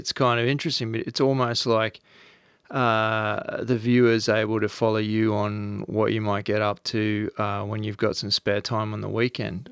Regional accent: Australia; accent: Australian; also born or lived in Noosa, Queensland; as an Australian, and I used to live at Noosa for ten years

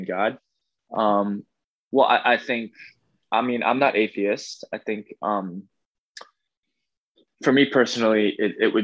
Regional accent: New Jersey, United States; also born or lived in Bronx, New York; So I'm a Jersey kid

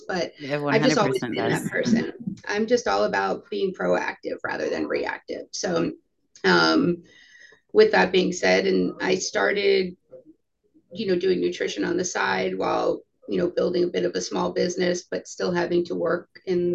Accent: Coral Springs, Florida, United States; also born or lived in New York; I am born and raised, for the most part, South Florida. I was born in New York, moved here when I was 2. So graduated from high school in Coral Springs, Parkland, Florida

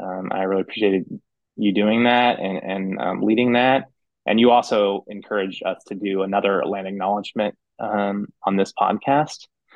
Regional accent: Sequim, Washington, United States; now in Washington, D.C., United States; I'm from Squim.

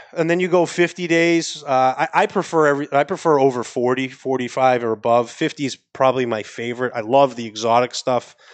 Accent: Maine, United States; accent: New England; now in Miami, United States; I'm out of Miami, but I, am from Maine originally

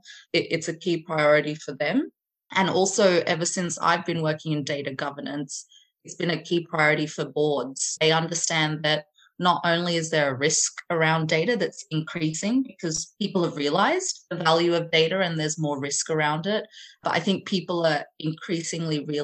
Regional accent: Sydney, New South Wales, Australia; moved away as an adult; now in London, United Kingdom; I grew up in Sydney, Australia, and now have been living in London for the last 12 or 13 years.

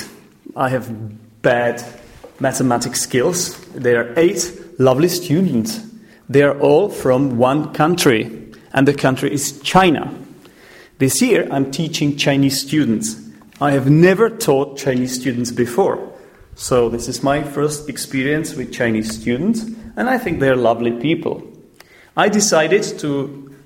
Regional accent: Czechia; we are recording it in the Czech Republic, in my home country

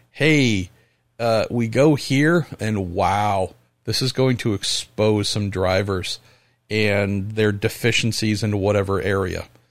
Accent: Northern California, United States; Growing up in Northern California

